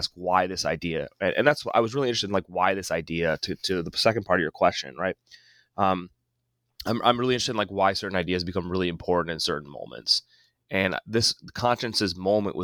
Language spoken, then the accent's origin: English; Ohio, United States; moved away; also born or lived in Boston / Indiana; I'm originally from Ohio